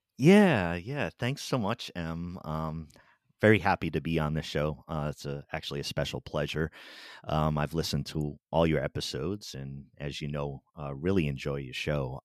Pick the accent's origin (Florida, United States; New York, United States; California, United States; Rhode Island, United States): Rhode Island, United States; Pawtucket; I grew up in Pawtucket, Rhode Island